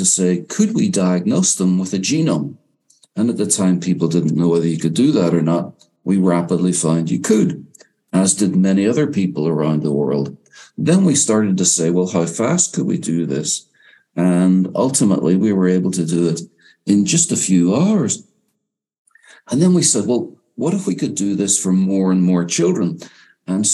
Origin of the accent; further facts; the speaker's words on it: Northern Ireland, United Kingdom; also born or lived in England and Wales; now in United States; I grew up in Northern Ireland